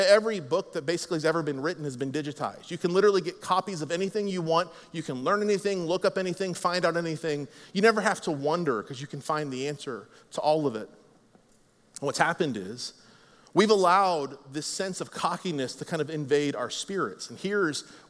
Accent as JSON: {"language": "English", "country": "United States", "said": "I'm an American, America"}